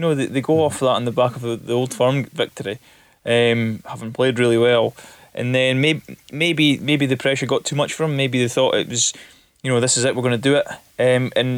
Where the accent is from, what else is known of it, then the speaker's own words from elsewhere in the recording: Elgin, Scotland, United Kingdom; when I was younger, I lived in Elgin